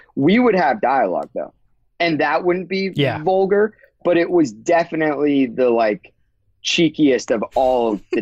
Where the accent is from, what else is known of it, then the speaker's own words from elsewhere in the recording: near Disneyland, California, United States; I grew up near Disneyland.